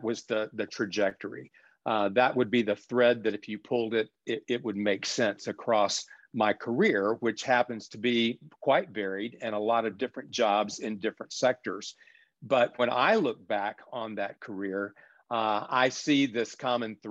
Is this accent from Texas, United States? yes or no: yes; South Texas, United States; as a child growing up in South Texas